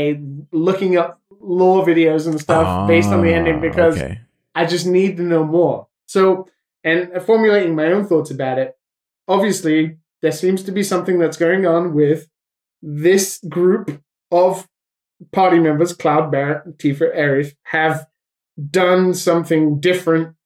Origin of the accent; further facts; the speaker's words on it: United Kingdom; as a British person